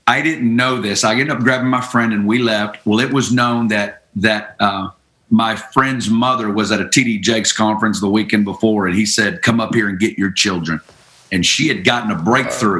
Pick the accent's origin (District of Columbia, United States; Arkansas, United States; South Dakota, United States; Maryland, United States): Arkansas, United States; Northwest; moved away as an adult; also born or lived in Kansas City; I'm originally from Northwest Arkansas, and you know, I grew up good family